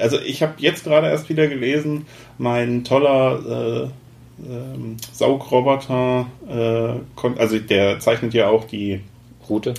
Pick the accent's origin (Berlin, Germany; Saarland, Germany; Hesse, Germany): Hesse, Germany; ich komme ja aus Hessen